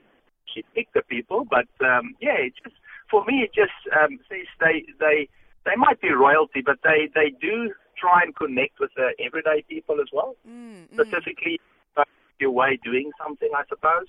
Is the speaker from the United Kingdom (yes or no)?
no; South Africa; moved away; We grew up in South Africa.